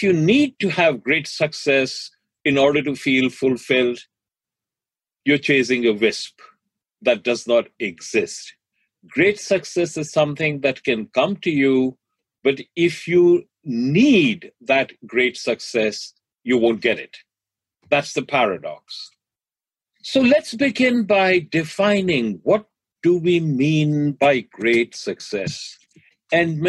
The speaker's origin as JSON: {"language": "English", "region": "Delhi", "country": "India", "tie": "born or raised there", "moved": "yes", "lives_now": "United States", "said": "I grew up in Delhi"}